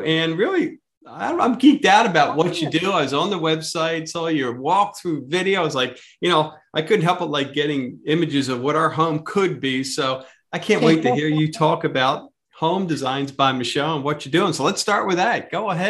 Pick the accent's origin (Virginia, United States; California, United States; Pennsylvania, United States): Pennsylvania, United States; And you know, when we come from Pennsylvania and space is a premium down here, right?